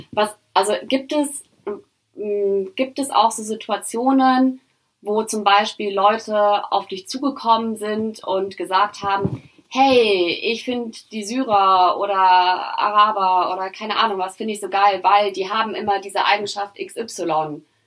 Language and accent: German; Germany; ich bin in Deutschland aufgewachsen